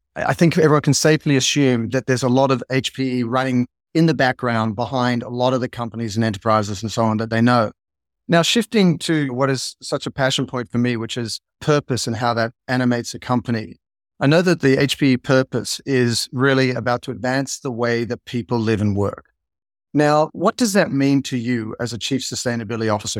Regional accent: Australia; I grew up in Australia

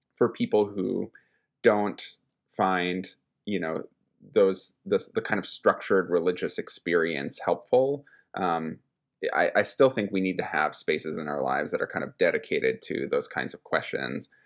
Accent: Minnesota, United States; moved away as an adult; also born or lived in East Coast; I moved back to my home state of Minnesota from, after having spent the better part of a decade off on the East Coast

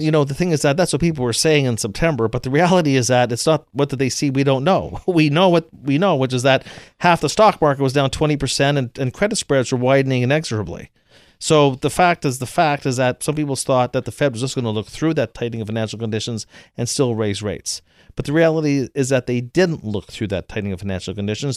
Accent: Canada; I'm from Canada

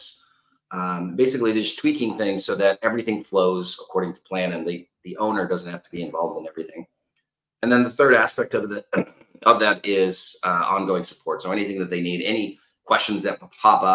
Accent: Los Angeles, California, United States; I'm originally from Los Angeles, California

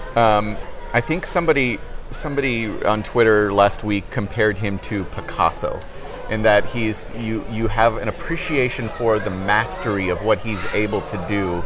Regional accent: Chicago, Illinois, United States; I'm from the Chicagoland area.

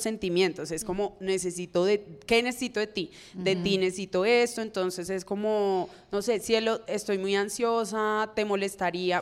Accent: Cali, Valle del Cauca, Colombia; como persona caleña que soy

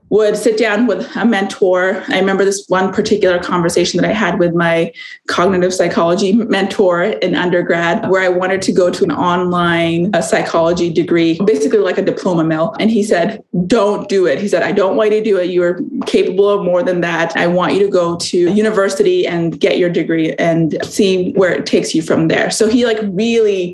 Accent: California, United States; also born or lived in India / Arizona; I was born in India. I grew up in California and Arizona

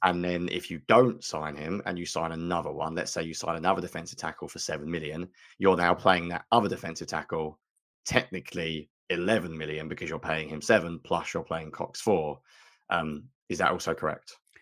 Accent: United Kingdom

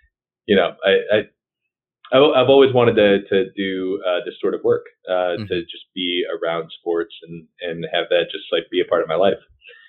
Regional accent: Wisconsin, United States; moved away as an adult; now in Louisiana, United States; which is how I wound up here in Louisiana. I'm from Wisconsin originally.

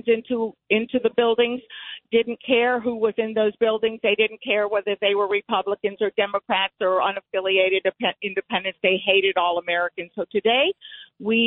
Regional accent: Havana, Cuba; now in Connecticut, United States; I was born in Havana, Cuba

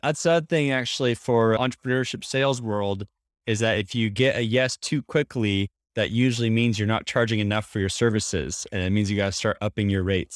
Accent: Portland, Oregon, United States; now in New York City, United States; grew up in uh, Portland, Oregon area, so I'm a suburb boy

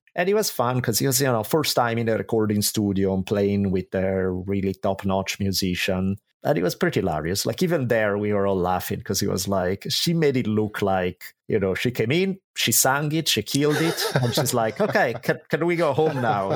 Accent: Italy; moved away as an adult; now in United States; I grew up in Italy

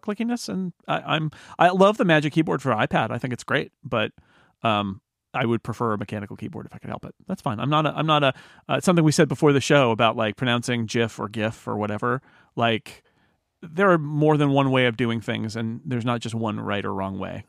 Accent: California, United States; I'm from California

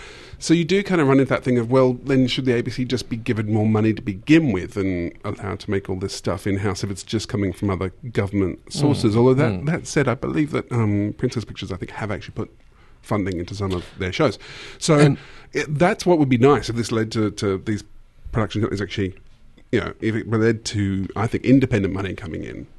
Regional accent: Australia; You know I'm Aussie

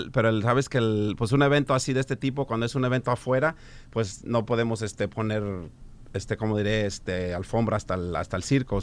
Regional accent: Guasave, Sinaloa, Mexico; yo soy nacido en Guasave, Sinaloa.

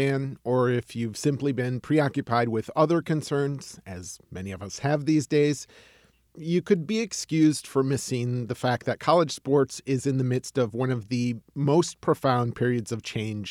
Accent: Michigan, United States; So I'm from Michigan and grew up during the time of the Fab Five

